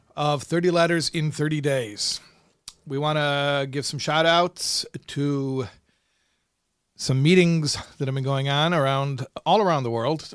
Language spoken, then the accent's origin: English; Chicago, Illinois, United States; I grew up in Chicago